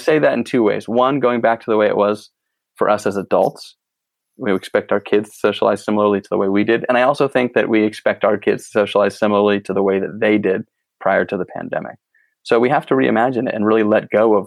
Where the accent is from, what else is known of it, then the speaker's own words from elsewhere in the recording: East Coast, United States; moved away; I grew up on the East Coast originally